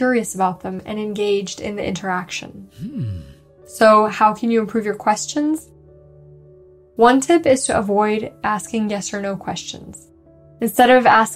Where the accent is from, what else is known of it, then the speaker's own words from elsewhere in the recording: Moscow, Russia; now in Bay Area, United States; I was from Moscow